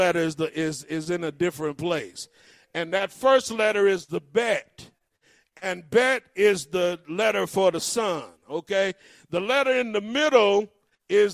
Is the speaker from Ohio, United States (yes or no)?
yes; Cleveland, Ohio, United States; I grew up in Cleveland, Ohio